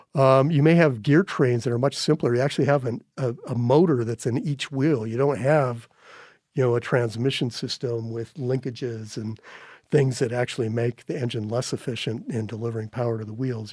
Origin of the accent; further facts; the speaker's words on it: North Dakota, United States; now in Montana, United States; when I was a kid growing up in North Dakota